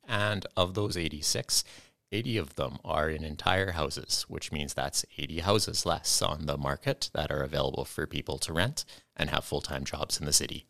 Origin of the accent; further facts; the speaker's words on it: Kamloops, British Columbia, Canada; moved away as an adult; now in Kenora, Canada; I came from British Columbia, and this is the closest I'm gonna get to home